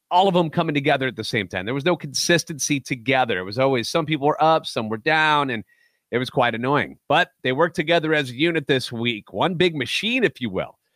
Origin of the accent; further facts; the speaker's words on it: St. Louis, Missouri, United States; Born and raised in the Lou, lifetime Cardinals fan